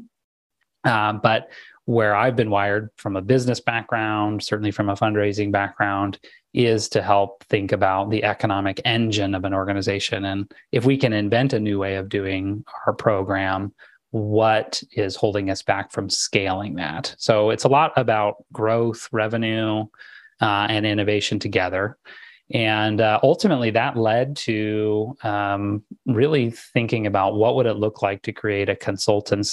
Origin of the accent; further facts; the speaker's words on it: Southern California, United States; I grew up in Southern California